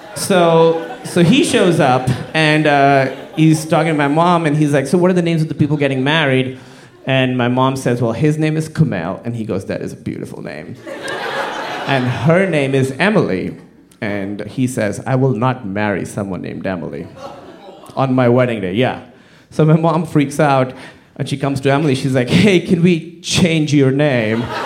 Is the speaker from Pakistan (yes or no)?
yes; Pakistan; moved away; I'm from Pakistan, like I said, very conservative Muslim fa- family